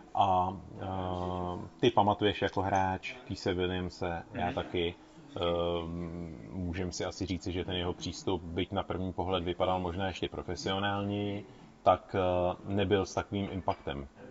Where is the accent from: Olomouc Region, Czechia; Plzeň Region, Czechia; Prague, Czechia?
Plzeň Region, Czechia; Plzeň; also born or lived in Mariánské Lázně; pocházím z Plzně